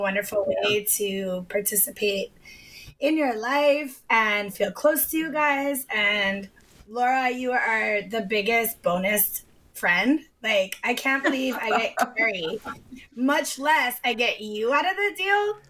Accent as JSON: {"language": "English", "region": "Hawaii", "country": "United States", "tie": "born or raised there", "said": "I was born and raised in Hawaii"}